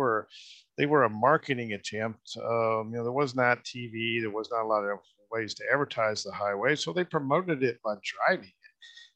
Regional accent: Muskogee, Oklahoma, United States; including my hometown here in Muskogee. We actually have an original tourist camp building still here in Muskogee.

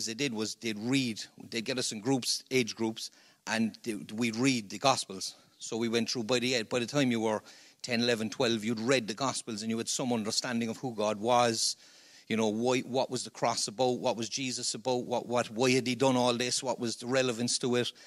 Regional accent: Cork, Munster, Ireland; accent: Cork; I'm a Cork man.

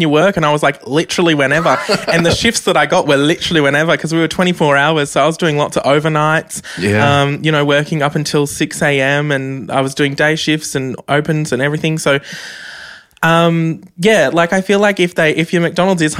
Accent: Central Coast, New South Wales, Australia; growing up on the Central Coast was very hard, very difficult, being as fabulous as I am and going to a public school on the Central Coast

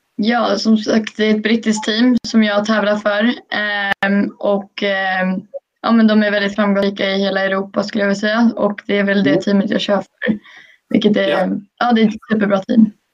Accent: Sweden; hemma i Sverige

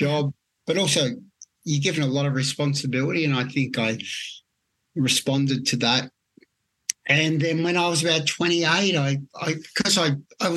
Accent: Melbourne, Victoria, Australia; I grew up always in the inner city of Melbourne. I was born in Carlton, but we lived for really 10 years of my life in Fitzroy

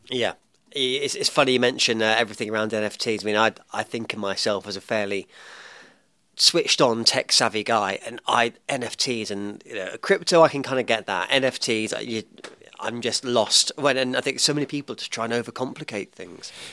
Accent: England, United Kingdom; now in New Zealand; I am an Englishman in New Zealand

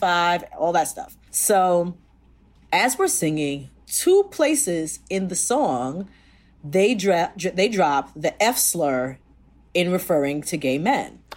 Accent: Jamaica; I'm Jamaican

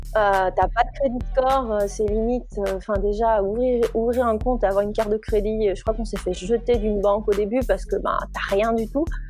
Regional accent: Nandrin, Wallonia, Belgium; moved away as an adult; now in Berkeley, United States; Je viens de Belgique, je viens d'un patelin près de Liège euh, qui s'appelle Nandrin

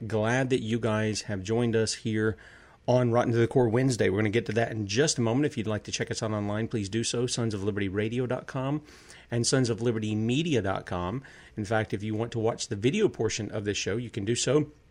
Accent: South Carolina, United States; my home state of South Carolina

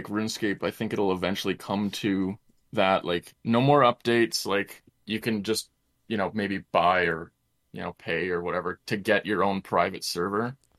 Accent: Canada; born in the Great White North

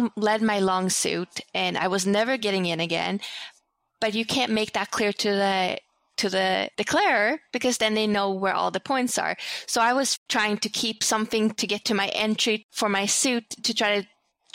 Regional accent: Sweden; now in United States; growing up in Sweden

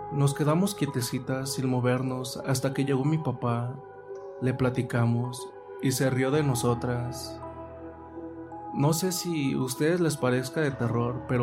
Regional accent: San Francisco del Rincón, Guanajuato, Mexico; soy originario de México, San Francisco del Rincón.

